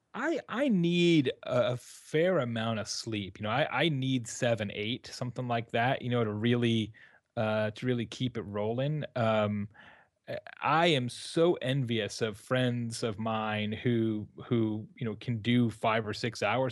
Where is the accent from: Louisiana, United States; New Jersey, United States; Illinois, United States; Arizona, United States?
Arizona, United States; also born or lived in Tucson; now in Midwest, United States; I'm from Arizona originally